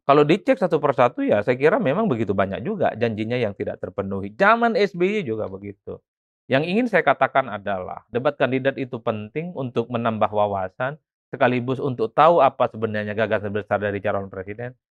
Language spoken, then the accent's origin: Indonesian; Madura, East Java, Indonesia; moved away as an adult; now in Jakarta, Indonesia; di kampung saya orang Madura